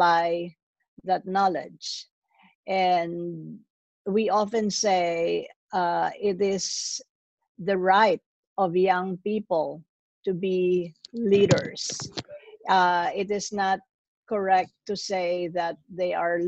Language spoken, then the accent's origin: English; Philippines; now in New York, United States; I'm originally from the Philippines, but I live in New York